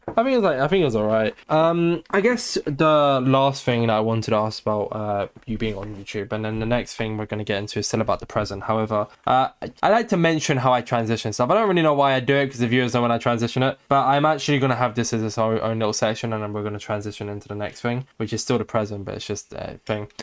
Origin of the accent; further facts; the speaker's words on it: United Kingdom; I'm British